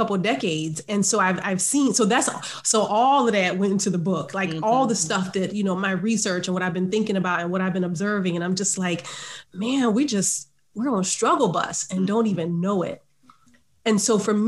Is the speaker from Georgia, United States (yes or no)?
yes; Savannah, Georgia, United States; I grew up in Savannah, Georgia